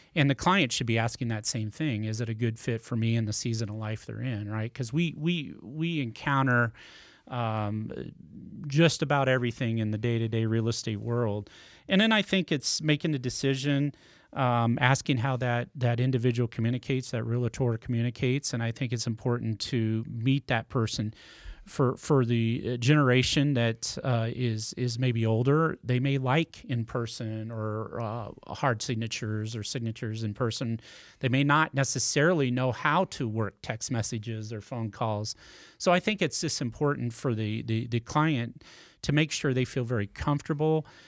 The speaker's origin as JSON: {"language": "English", "region": "Nebraska", "country": "United States", "tie": "born or raised there", "also_born_or_lived": "California", "moved": "as an adult", "lives_now": "Smithville, United States", "said": "I grew up in Nebraska"}